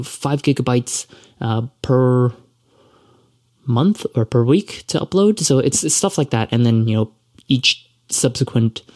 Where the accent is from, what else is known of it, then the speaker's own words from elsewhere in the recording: Toronto, Ontario, Canada; I'm from Toronto and I'm Canadian